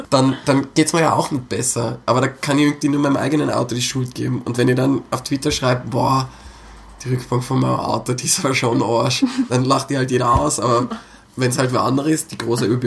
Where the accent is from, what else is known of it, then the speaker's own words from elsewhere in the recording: Innsbruck, Tyrol, Austria; ich bin Innsbrucker, ich bin so oft hin und her gefahren